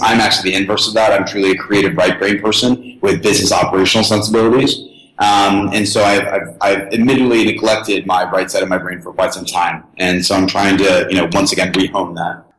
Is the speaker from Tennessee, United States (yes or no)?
yes; Tennessee, United States; I was born and raised in Tennessee